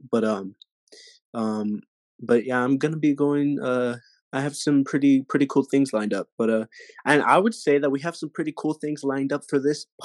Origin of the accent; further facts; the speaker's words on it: San Antonio, Texas, United States; born there; No, I'm just playing. No, um, I was born in San Antonio, Texas. Um, uh, of course, from Mexican American families descent, um, Tex-Mex, as you will.